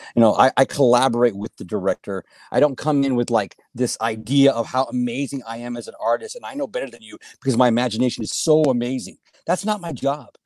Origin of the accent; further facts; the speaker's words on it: Helotes, Texas, United States; I was born and raised in Helotes, Texas, on a big goat ranch